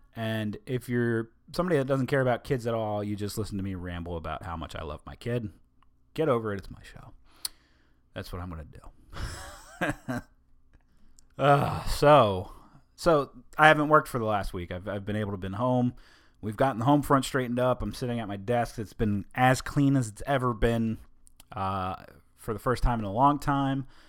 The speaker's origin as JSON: {"language": "English", "country": "United States", "said": "I'm American"}